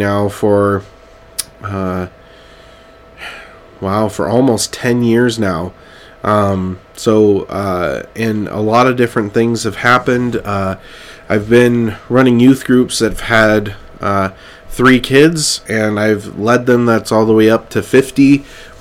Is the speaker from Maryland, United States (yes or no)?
no; Clovis, California, United States; moved away; I'm from Clovis, California, and right in the Central Valley